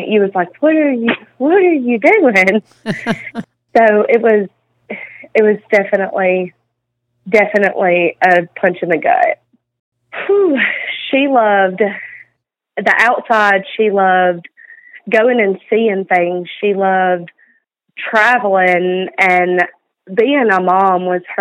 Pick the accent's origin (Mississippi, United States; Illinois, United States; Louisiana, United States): Mississippi, United States; North; also born or lived in New Mexico; we're from a small town in North Mississippi, and I moved from New Mexico, and whenever I moved to North Mississippi, I didn't obviously know anybody